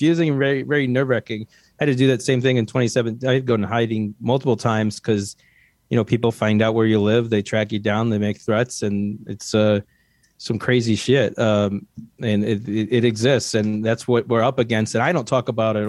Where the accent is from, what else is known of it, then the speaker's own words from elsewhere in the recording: Ohio, United States; I was born in Ohio